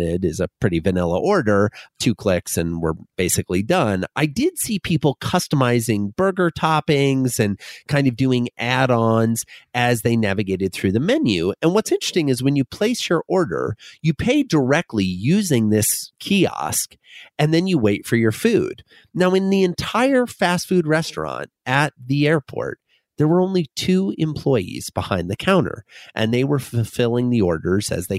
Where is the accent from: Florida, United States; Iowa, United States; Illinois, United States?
Iowa, United States; Fort Dodge; moved away; I grew up in a small town in northwestern Iowa called Fort Dodge